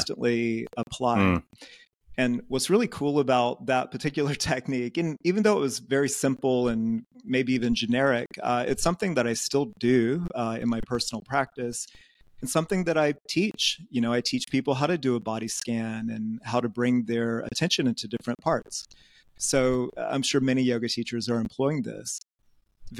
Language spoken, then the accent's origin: English; Georgia, United States; moved away as an adult; also born or lived in Athens, Georgia / Asia; now in Groningen, Netherlands; I grew up in Georgia, so in the American South